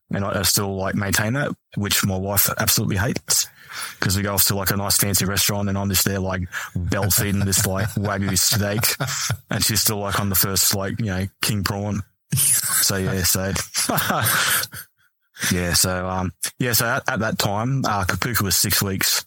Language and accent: English; Mount Isa, Queensland, Australia; also born or lived in Townsville; growing up in Mount Isa is, like, trade.